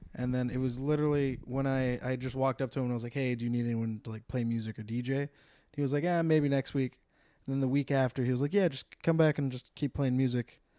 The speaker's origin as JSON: {"language": "English", "town": "San Jose", "region": "California", "country": "United States", "tie": "born or raised there", "also_born_or_lived": "Temecula, California", "moved": "as an adult", "lives_now": "Los Angeles, United States", "said": "was born and raised in, uh, San Jose, California."}